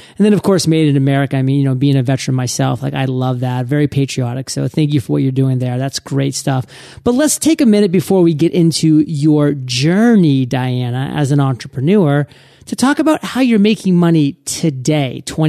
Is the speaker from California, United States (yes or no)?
no; Maine, United States; I'm born and raised in Maine, and actually all my family's still up in Maine.